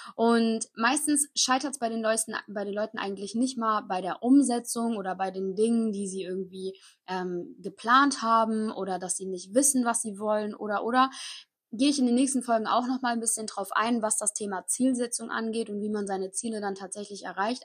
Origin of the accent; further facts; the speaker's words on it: Koblenz, Rhineland-Palatinate, Germany; ich komme aus Koblenz, das ist so genau zwischen Köln und Frankfurt.